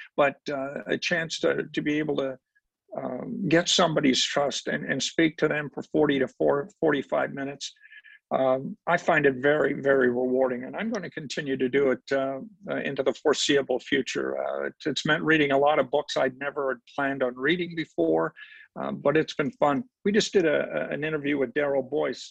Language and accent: English; Noranda, Quebec, Canada; moved away; I grew up in Noranda, Quebec, Dave Keon's hometown